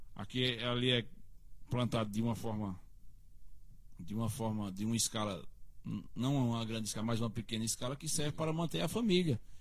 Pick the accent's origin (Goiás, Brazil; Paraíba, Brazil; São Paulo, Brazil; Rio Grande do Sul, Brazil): Paraíba, Brazil; Cariri; Sou do Cariri, terra de cangaceiro